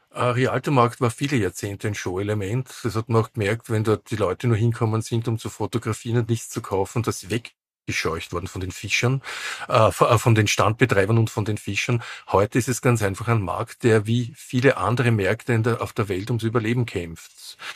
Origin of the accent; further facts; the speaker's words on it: Vienna, Austria; Wien wird immer meine Heimatstadt sein